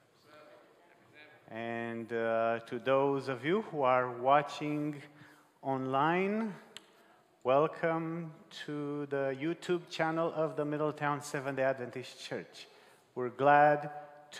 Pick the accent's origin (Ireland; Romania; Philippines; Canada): Romania; moved away; I was brought up in Romania, and we have different cultural upbringing